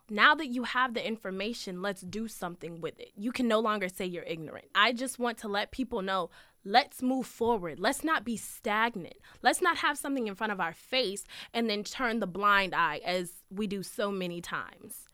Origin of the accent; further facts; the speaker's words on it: Manassas Park, Virginia, United States; I was born and raised in Manassas Park, Virginia